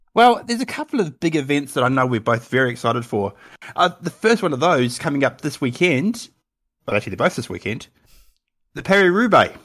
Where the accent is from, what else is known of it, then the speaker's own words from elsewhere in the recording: Canterbury, New Zealand; I'm from Canterbury, so the Crusaders